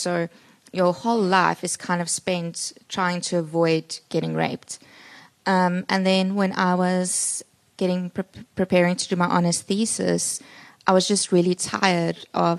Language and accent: English; Port Elizabeth, Eastern Cape, South Africa; moved away as an adult; also born or lived in Stellenbosch; now in Cape Town, South Africa; I grew up in Port Elizabeth. I did my undergraduate at Stellenbosch in politics, philosophy, and economics. And I went to UCT to do my honors in psychology there. And now I live in Cape Town.